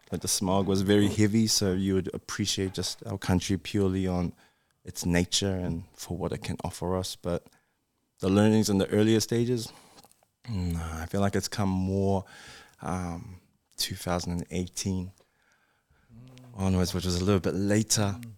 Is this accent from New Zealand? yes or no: yes; Auckland, New Zealand; also born or lived in Japan; I'm from New Zealand